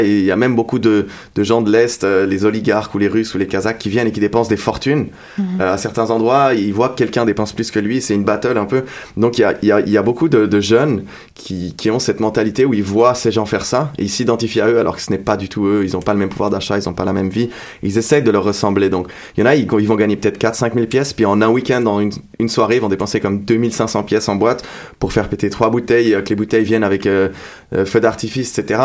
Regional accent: Geneva, Switzerland; French is a second language; moved away as an adult; je viens de Genève en Suisse

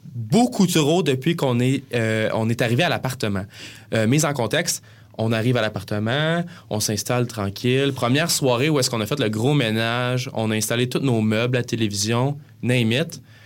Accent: Granby, Quebec, Canada; moved away as an adult; now in Montreal, Canada; on vient de Granby

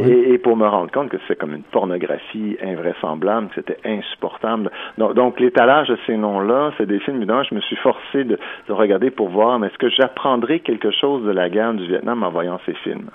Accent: Quebec, Canada; nous sommes des Américains

